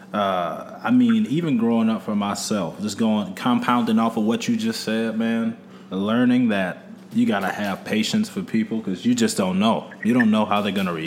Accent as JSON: {"language": "English", "town": "Cleveland", "region": "Ohio", "country": "United States", "tie": "born or raised there", "said": "my hometown in Cleveland, Ohio"}